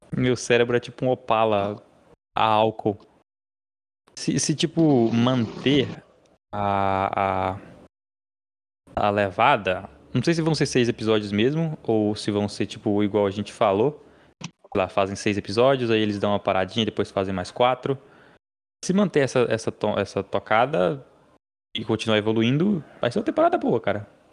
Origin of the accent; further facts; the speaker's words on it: Minas Gerais, Brazil; eu sou mineiro